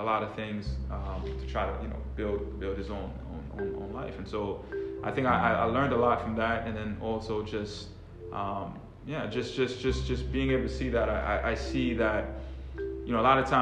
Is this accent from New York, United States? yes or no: yes; Long Island, New York, United States; moved away as an adult; also born or lived in Washington, D.C.; I'm Haitian. I grew up in New York.